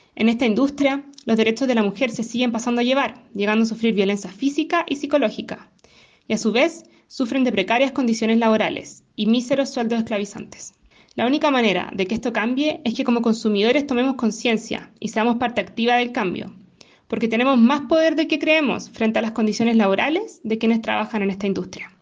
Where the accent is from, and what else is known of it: Chile